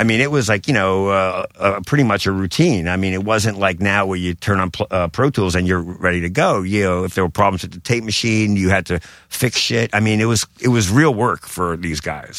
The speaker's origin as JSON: {"language": "English", "town": "New York City", "region": "New York", "country": "United States", "tie": "born or raised there", "said": "I grew up in Bensonhurst, Brooklyn"}